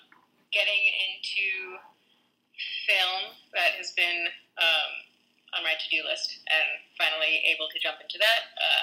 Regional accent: New York, United States; also born or lived in San Diego; now in Washington, United States; I grew up in New York, left there, then moved to San Diego, and now I'm here in Washington.

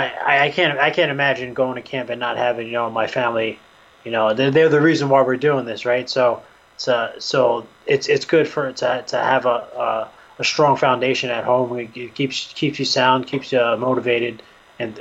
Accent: New York, United States; now in Connecticut, United States; I'm originally from New York, and I live in Connecticut now, but I'm from New York

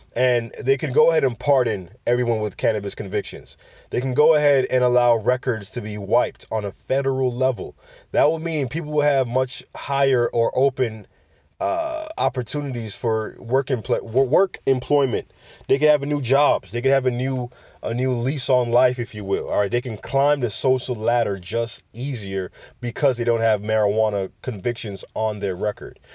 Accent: New York City, New York, United States; I come from New York City.

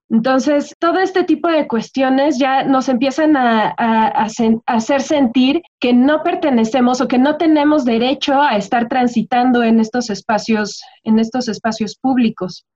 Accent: Toluca, State of Mexico, Mexico; la gente de Toluca somos gente fría

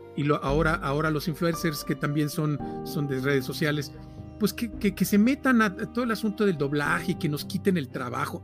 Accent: Poza Rica, Veracruz, Mexico; also born or lived in Agua Dulce, Veracruz / Mexico City; Yo soy de Poza Rica, del, norte de Veracruz

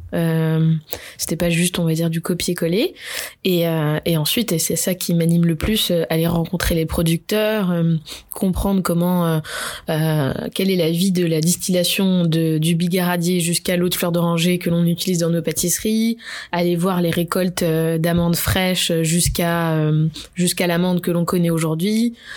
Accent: Bordeaux, Nouvelle-Aquitaine, France; also born or lived in Marseille; je suis de Bordeaux. J'ai grandi, j'ai grandi presque toute ma vie à Bordeaux

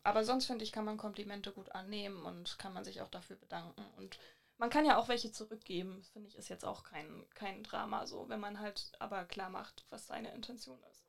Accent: Hamburg, Germany; woher kommst du denn? Und dann meinte ich halt so, ja, Hamburg

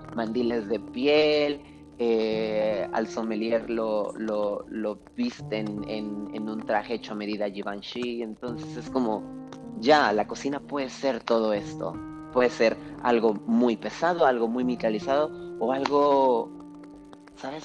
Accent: Veracruz, Mexico; moved away; pero yo crecí en Veracruz, no soy de Veracruz, pero crecí en Veracruz

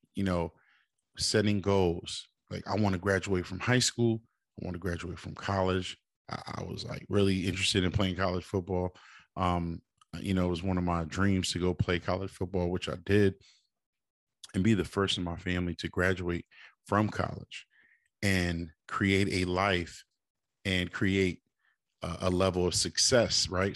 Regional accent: Springfield, Massachusetts, United States; shout out to my hometown, four one three, uh, Springfield.

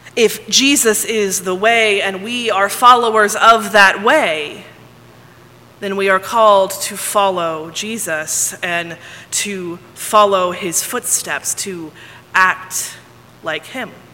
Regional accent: Texas, United States; also born or lived in Ohio; I grew up here in Texas, I have found that I say y'all all the time.

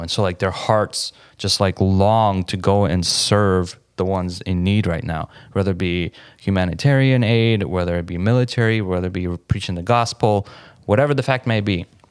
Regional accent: Kharkiv, Kharkiv Oblast, Ukraine; moved away; the church that I used to go to in Ukraine growing up in Kharkiv

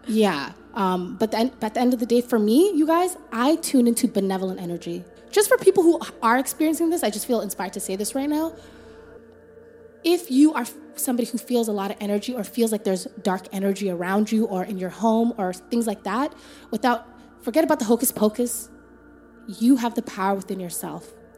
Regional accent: Toronto, Ontario, Canada; Rexdale, that's where we grew up

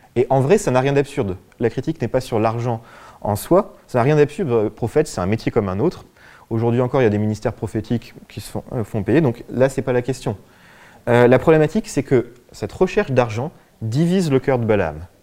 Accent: France; en tant que Français, occidentaux

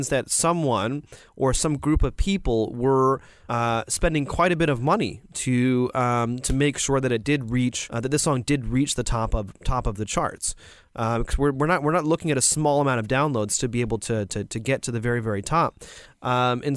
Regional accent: United States; now in China; as an American

